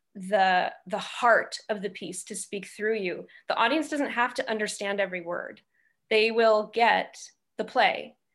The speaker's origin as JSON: {"language": "English", "area": "outside Milwaukee", "region": "Wisconsin", "country": "United States", "tie": "born or raised there", "also_born_or_lived": "Syracuse, New York / New York", "moved": "as an adult", "said": "I grew up outside Milwaukee"}